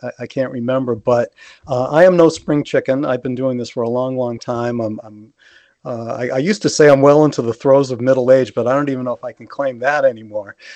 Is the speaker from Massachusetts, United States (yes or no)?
yes; Massachusetts, United States; born or raised there